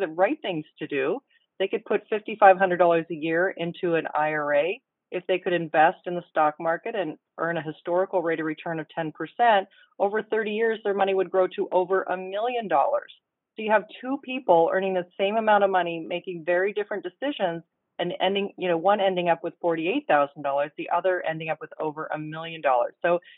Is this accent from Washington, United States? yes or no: yes; Mercer Island, Washington, United States; the island where I grew up on Mercer Island near Seattle